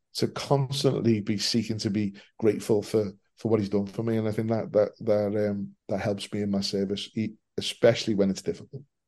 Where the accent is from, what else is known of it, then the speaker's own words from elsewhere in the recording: Liverpool, North West England, United Kingdom; I'm born and bred in Liverpool.